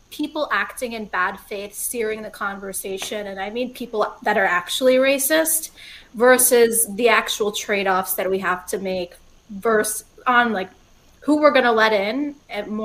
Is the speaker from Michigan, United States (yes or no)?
yes; Detroit, Michigan, United States; so I'm actually from the Metro Detroit area. My parents are Lebanese Catholics